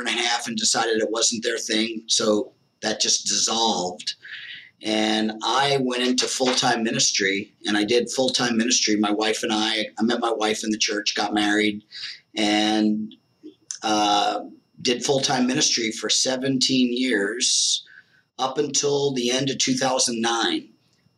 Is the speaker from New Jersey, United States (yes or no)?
yes; New Jersey, United States; moved away as an adult; also born or lived in Las Vegas / Arizona; I moved from New Jersey, born and raised, to Las Vegas